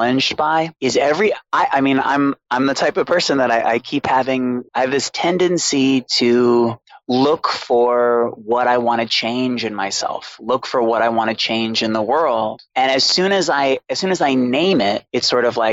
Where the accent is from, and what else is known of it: Boston, Massachusetts, United States; born or raised there